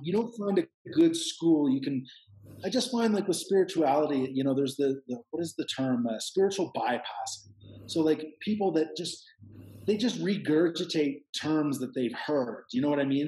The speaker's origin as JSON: {"language": "English", "country": "Canada", "moved": "yes", "lives_now": "Peru", "said": "I'm Canadian"}